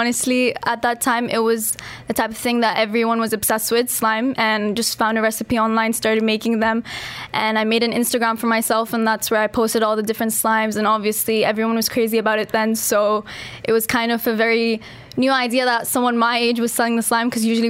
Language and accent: English; Dubai, United Arab Emirates; also born or lived in Pakistan; So I'm from Pakistan and I've been in Dubai my whole life and I study at Emirates International School, Jumeirah.